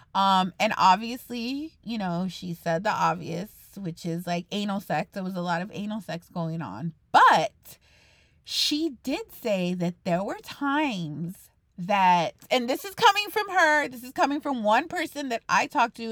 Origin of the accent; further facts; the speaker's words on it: Texas, United States; I'm a Texan